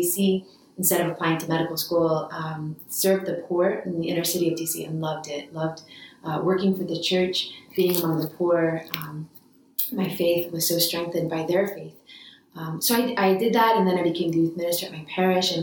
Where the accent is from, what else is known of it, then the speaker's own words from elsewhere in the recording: Washington, District of Columbia, United States; also born or lived in New York area; but really grew up in the Washington, D.C. area. That's what I consider home.